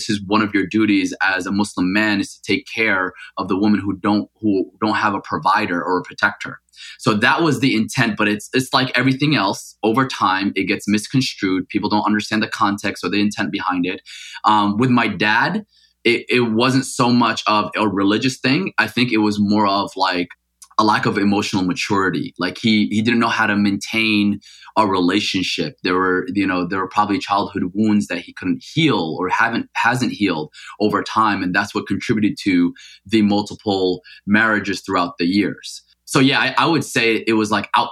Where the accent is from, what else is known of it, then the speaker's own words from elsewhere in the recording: Paterson, New Jersey, United States; first language Arabic; English is a second language; also born or lived in Mecca, Saudi Arabia; I actually left Mecca when I was 5 years old to grow up in New Jersey